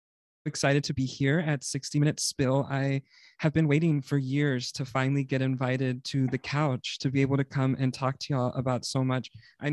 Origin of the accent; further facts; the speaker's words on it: South Texas, United States; we're from South Texas.